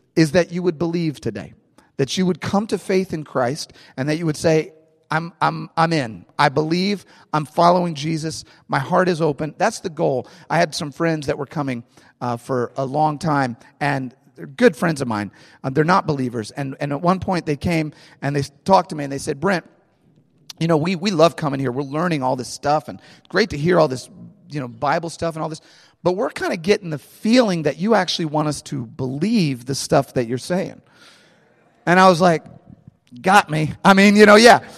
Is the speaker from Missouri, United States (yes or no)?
yes; St. Louis, Missouri, United States; I am from St. Louis. I love St. Louis. I'm a St. Louis guy. I grew up in St. Louis.